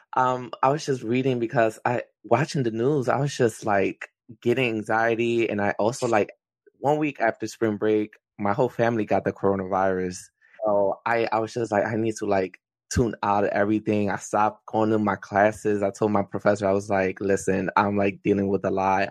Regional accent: Philadelphia, Pennsylvania, United States; I am from Philadelphia, um, so I'm in the Philly area.

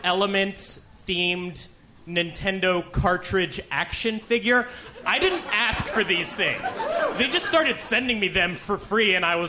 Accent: Miami, Florida, United States; now in San Francisco, United States; I have forsaken my hometown of Miami. I am now of San Francisco.

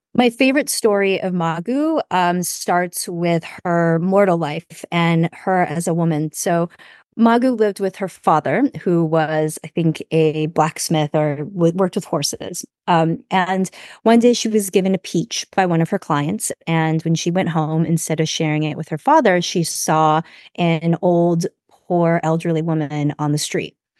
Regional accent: United States; I grew up here, so I'm very American

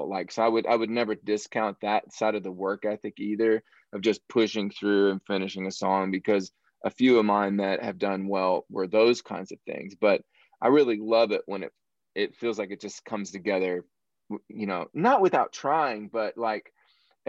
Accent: southern Illinois, United States; moved away as an adult; also born or lived in Kentucky; now in Nashville, United States; I'm from Illinois originally. I'm from the southern part of Illinois. Like, I grew up out in the country, very rural area.

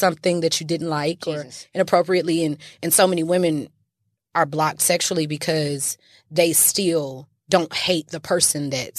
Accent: St. Louis, Missouri, United States; I'm from St. Louis

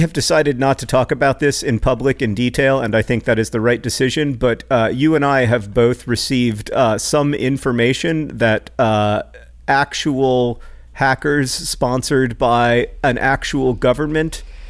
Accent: the American South, United States; Admittedly, I am from the American South. I say y'all very comfortably. It doesn't sound weird to me. It never has.

